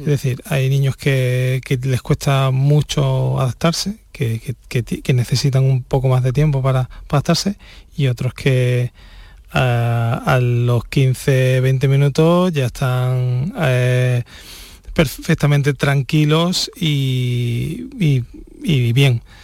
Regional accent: Spain

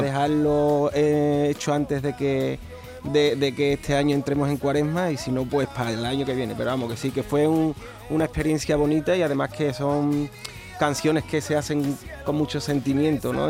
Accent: Trigueros, Andalusia, Spain; moved away as an adult; now in Utrera, Spain; Yo soy de Trigueros. De Trigueros. me Llevo viviendo en Utrera ya unos años, 15 años, güey, ya casi, casi utrerano también, pero yo soy de Trigueros y, llevo mi pueblo siempre por bandera.

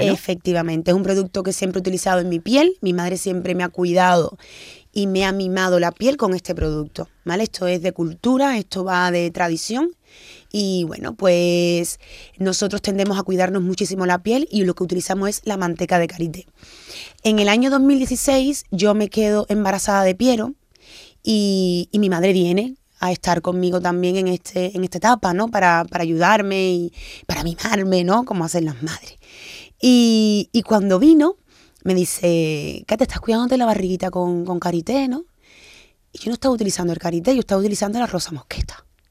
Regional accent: Cuba; also born or lived in Guinea-Bissau; yo nací en Cuba, pero mis padres son de Guinea-Bissau

